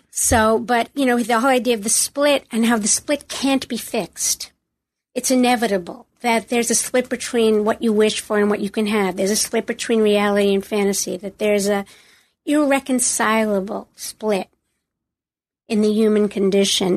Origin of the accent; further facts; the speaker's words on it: United States; I am an American